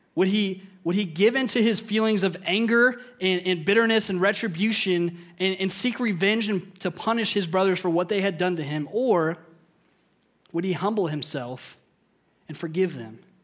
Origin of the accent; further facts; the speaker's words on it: Indiana, United States; I grew up in Indiana.